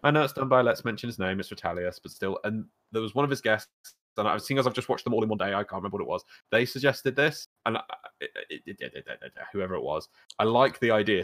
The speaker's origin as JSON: {"language": "English", "country": "United Kingdom", "said": "We, we both carry a shame for being British, but not being tea people"}